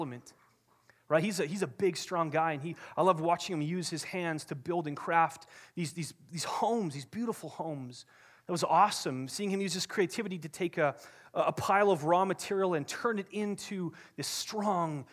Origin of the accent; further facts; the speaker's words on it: Kamloops, British Columbia, Canada; I grew up in Kamloops, BC.